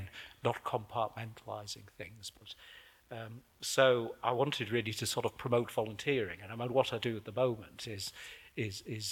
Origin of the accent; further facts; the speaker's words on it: the Northeast, North East England, United Kingdom; moved away; I was brought up in the Northeast, so my mother always called me Mam